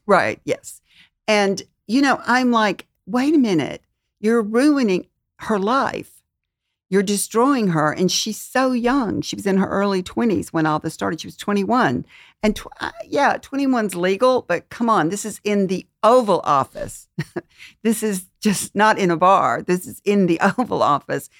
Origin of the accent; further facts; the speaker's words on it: Mississippi, United States; moved away; I'm from Mississippi